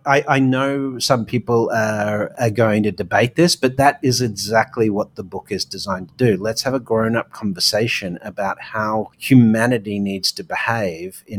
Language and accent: English; Australia; now in New York, United States; being an Aussie offshore